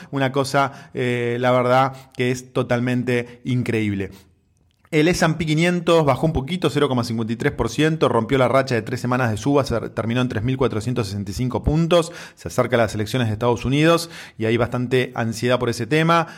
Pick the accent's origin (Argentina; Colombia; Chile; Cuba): Argentina; así es nuestro país.